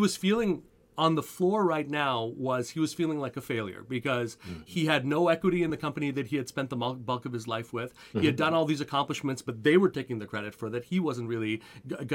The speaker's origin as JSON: {"language": "English", "town": "Montreal", "region": "Quebec", "country": "Canada", "tie": "born or raised there", "said": "I grew up in Montreal"}